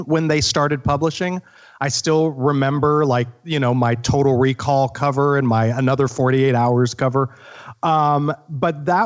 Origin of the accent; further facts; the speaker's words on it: Wichita, Kansas, United States; moved away as an adult; now in New York, United States; I'm from Wichita, Kansas.